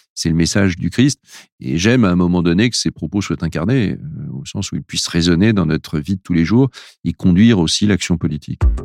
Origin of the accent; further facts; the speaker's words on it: France; on est des Français, on est issu d'une culture